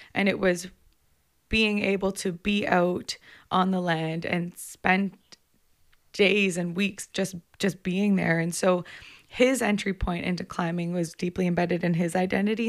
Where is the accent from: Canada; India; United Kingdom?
Canada; Komoka, Ontario; I grew up outside of London, Ontario, in a place called Camoka